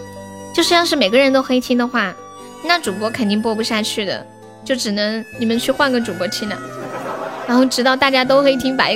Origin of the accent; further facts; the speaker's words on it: Xi'an, Shaanxi, China; 你是西安的呀？我也是西安的。